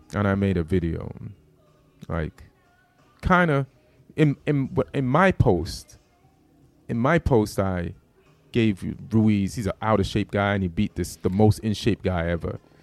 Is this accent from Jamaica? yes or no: yes; Jamaica; moved away; also born or lived in New York; I'm from Jamaica, so that material was about me being Jamaican